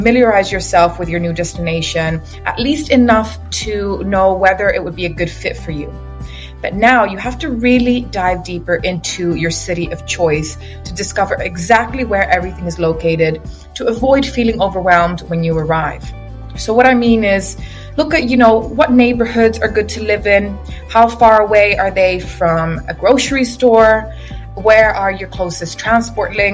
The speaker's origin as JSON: {"language": "English", "country": "Cyprus", "tie": "born or raised there", "also_born_or_lived": "England", "moved": "as an adult", "lives_now": "Dubai, United Arab Emirates", "said": "I am from Cyprus. I was born and raised there. I relocated 10 years ago to England, and now recently I decided to relocate to Dubai"}